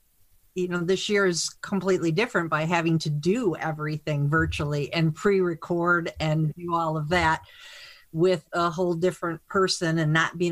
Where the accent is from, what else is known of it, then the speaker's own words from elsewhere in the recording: Michigan, United States; I'm actually from Michigan, went to school there